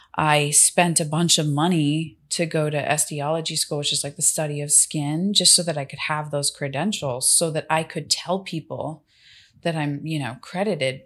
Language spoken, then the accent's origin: English; Miami, Florida, United States; I'm from Miami